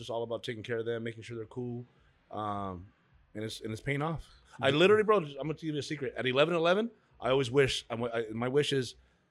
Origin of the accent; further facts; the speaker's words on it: Huntington Park, California, United States; We're from Huntington Park.